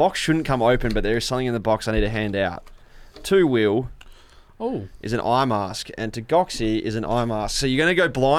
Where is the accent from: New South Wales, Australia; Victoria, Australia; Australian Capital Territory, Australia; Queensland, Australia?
Victoria, Australia; Geelong; moved away as an adult; now in Melbourne, Australia; We all grew up in Geelong, and it's Palmy there as well.